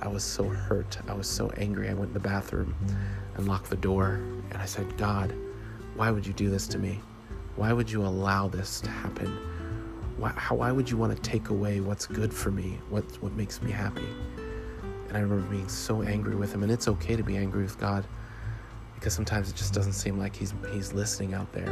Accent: Jamaica; the culture that I was raised in as a Jamaican and the background I come from

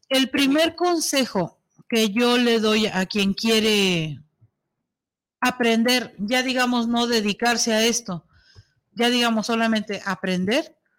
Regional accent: Mexico

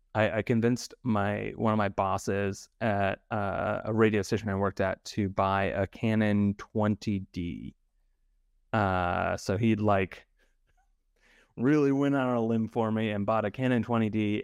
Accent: Idaho, United States; I grew up in Idaho, um, and I was surrounded by potato fields

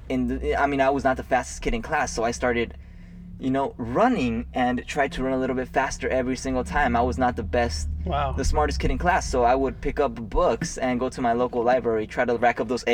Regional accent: Santa Barbara, California, United States; I was born here in Santa Barbara, so I am a Southern California local.

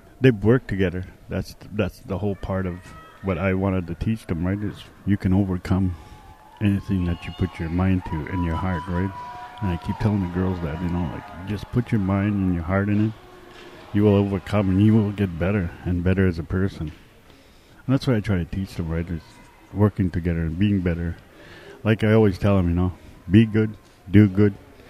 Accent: Fort Hope, Ontario, Canada; I'm from Fort Hope.

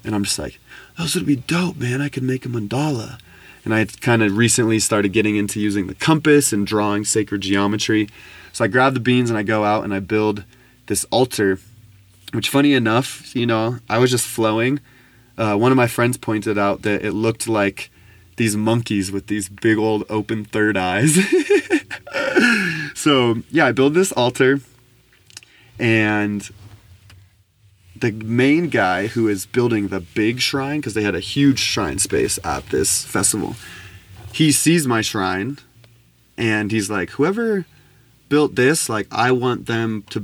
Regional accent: United States; growing up in America

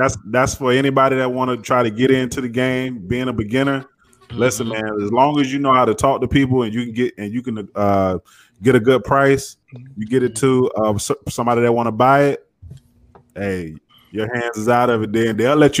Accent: Port St. Lucie, Florida, United States; And I remember over where we from in Port St. Lucie, the biggest thing in Port St. Lucie.

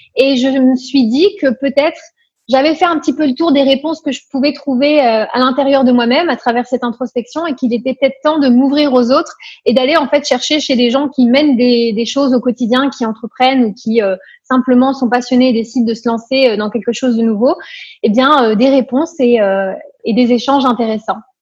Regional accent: Paris, Île-de-France, France; moved away as an adult; also born or lived in Nancy; now in Luxembourg; Je suis expatriée au Luxembourg depuis bientôt cinq ans, mais à l'origine je viens de Paris

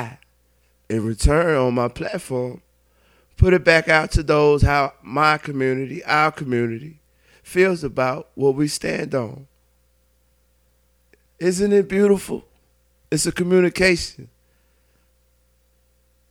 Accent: Mississippi, United States; I'm from Mississippi. Old Mississippi. 601

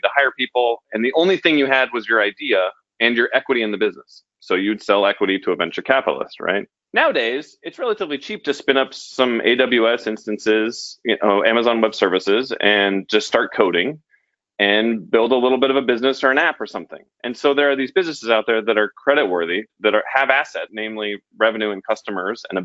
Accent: Denver, Colorado, United States; I grew up in Denver

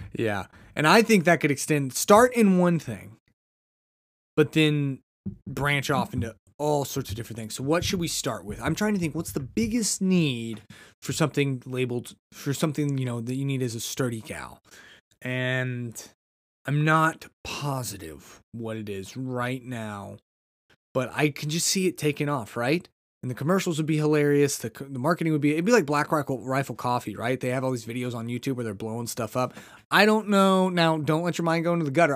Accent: United States; I'm just a red-blooded American

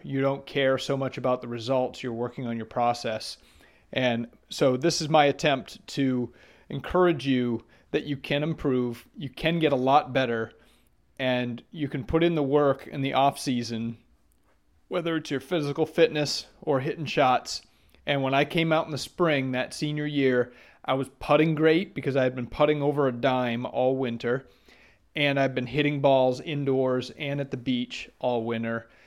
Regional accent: Maine, United States; moved away; I grew up in Maine

